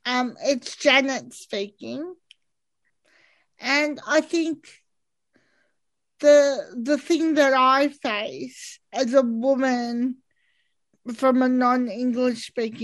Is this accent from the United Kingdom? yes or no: no; Australia; And I see myself as Australian, and so does Elizabeth. We're not others. We're just like everyone else.